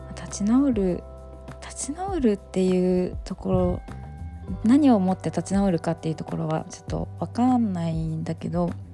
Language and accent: Japanese; Miyazaki, Japan; moved away; 地元の宮崎に帰って